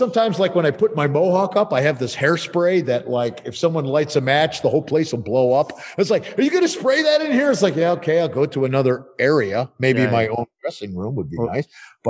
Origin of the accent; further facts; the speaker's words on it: Buffalo, New York, United States; now in Italy; I grew up in Buffalo, New York. It's horrible.